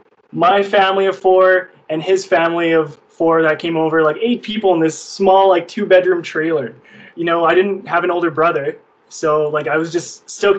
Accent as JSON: {"language": "English", "country": "Canada", "tie": "born or raised there", "said": "I was born in Canada"}